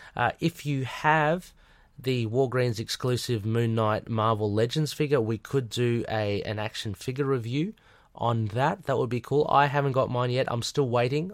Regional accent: Australia; I'm Australian

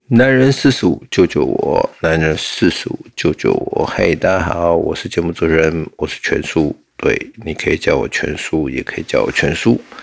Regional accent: Taiwan; 我们台湾人

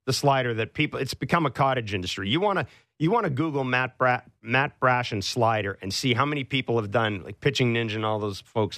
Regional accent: Kingston, Ontario, Canada; I was born in Kingston, too

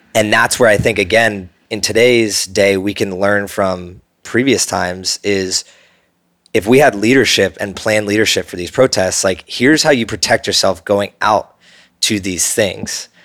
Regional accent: New Jersey, United States; I grew up in New Jersey

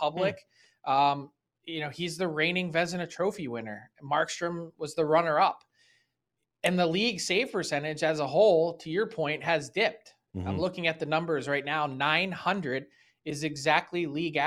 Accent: Philadelphia, Pennsylvania, United States; I'm born and raised in Philly

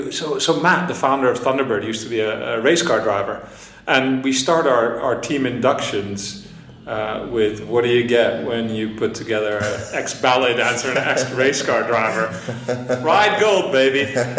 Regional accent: Lethbridge, Alberta, Canada; moved away as an adult; also born or lived in Netherlands / Toronto; now in London, United Kingdom; I grew up in Lethbridge, Alberta, in the middle of Canada, middle of nowhere. I'm originally from Holland, then Canada.

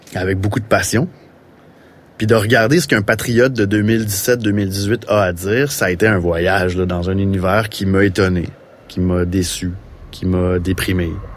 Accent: Saint-Jean-sur-Richelieu, Quebec, Canada; je viens de Saint-Jean-sur-Richelieu, du moins la région de Saint-Jean-sur-Richelieu

